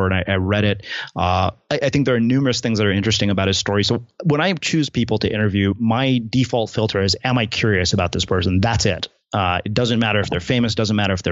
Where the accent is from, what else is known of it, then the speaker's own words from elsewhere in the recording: United States; I'm saying this as an Indian American